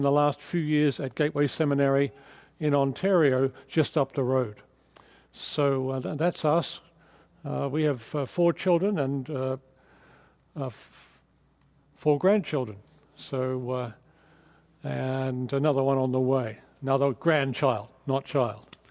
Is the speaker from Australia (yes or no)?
yes; Australia; moved away as an adult; also born or lived in England; now in Southern California, United States; my accent is not quite Californian yet, so I'm from Australia